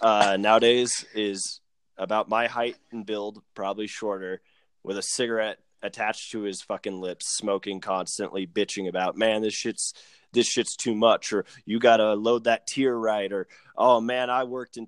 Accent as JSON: {"language": "English", "town": "Arvada", "region": "Colorado", "country": "United States", "tie": "born or raised there", "said": "I grew up in Arvada"}